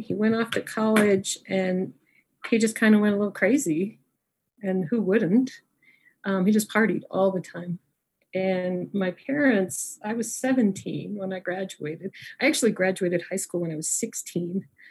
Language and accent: English; Niwot, Colorado, United States; also born or lived in Denver, Colorado; I was raised in Niwot, Colorado and I so I'm from a little farming town